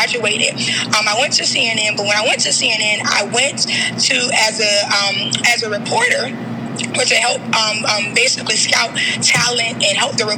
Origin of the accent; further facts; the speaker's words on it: Jacksonville, Florida, United States; I am from Jacksonville, Florida.